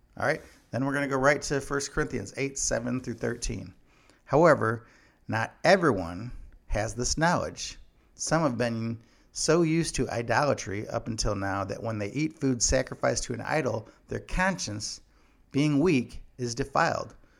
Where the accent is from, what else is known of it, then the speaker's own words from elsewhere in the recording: Illinois, United States; my home state of Illinois